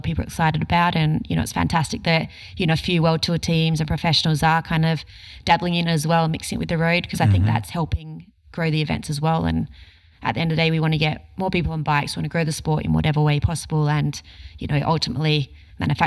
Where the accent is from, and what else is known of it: Australia